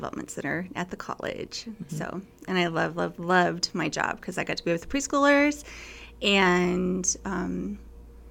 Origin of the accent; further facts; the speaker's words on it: McCook, Nebraska, United States; my family lives on a farm. We farm north of McCook about 10 miles. And so we went to school at Red Valley